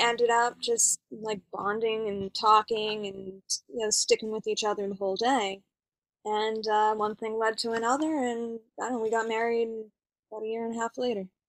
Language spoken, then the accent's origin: English; East Coast, United States; now in Los Angeles, United States; I am originally from the East Coast